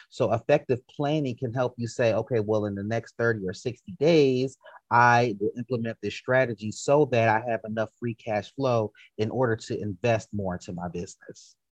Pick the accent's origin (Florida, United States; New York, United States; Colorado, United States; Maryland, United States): Maryland, United States; DC, PG County; moved away as an adult; also born or lived in Baltimore, Maryland; now in Atlanta, United States; I grew up in Maryland, went to school in Maryland, and even though growing up in DC, PG County, Maryland, versus going to college in Baltimore